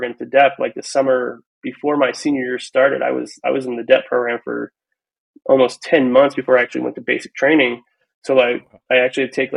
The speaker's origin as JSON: {"language": "English", "region": "Ohio", "country": "United States", "tie": "born or raised there", "also_born_or_lived": "California / Kansas", "said": "we were raised in Ohio"}